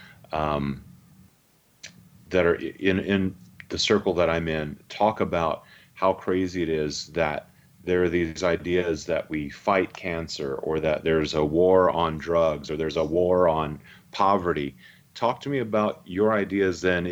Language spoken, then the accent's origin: English; St. Augustine, Florida, United States; I grew up in St. Augustine, Florida, which is one of the older cities just in the U.S.